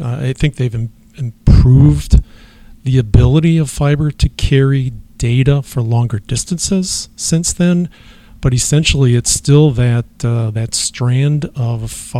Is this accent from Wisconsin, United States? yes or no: yes; Milwaukee, Wisconsin, United States; moved away as an adult; now in Eau Claire, United States; I'm originally from Milwaukee, born in Milwaukee and raised in Milwaukee. Went to school at the Milwaukee School of Engineering, MSOE, and graduated with a degree in electrical engineering.